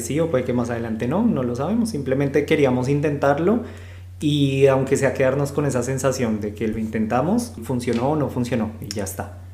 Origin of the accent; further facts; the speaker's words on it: Bogotá, Colombia; moved away as an adult; also born or lived in Buenos Aires, Argentina; soy de Bogotá, Colombia, eh, pero he vivido pues ya en, dos países. Eh, este vendría siendo el tercero